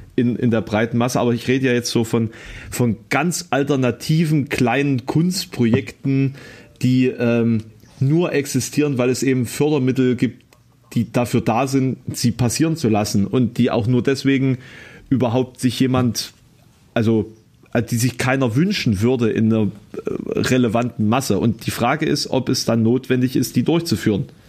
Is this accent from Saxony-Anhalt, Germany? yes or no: yes; Halle, Saxony-Anhalt, Germany; hier um die Ecke bei meinem Geburtsort, also Kröllwitz